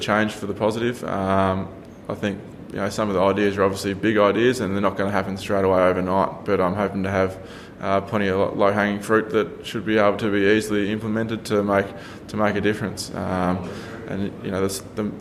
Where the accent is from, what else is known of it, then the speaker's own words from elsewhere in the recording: Australia; as an Australian farmer